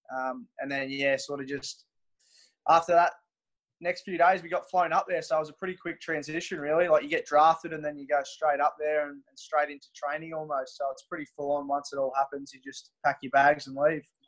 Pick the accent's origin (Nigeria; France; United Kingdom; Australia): Australia; Mortlake, Victoria; moved away; I'm from Mortlake, Victoria, which is um, half an hour from Warrnambool.